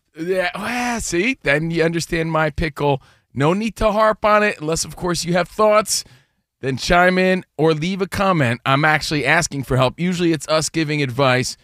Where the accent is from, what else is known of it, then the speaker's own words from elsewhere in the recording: United States; now in Los Angeles, United States; we're from New Jersey and New York. We're from the East Coast, but we live out here in L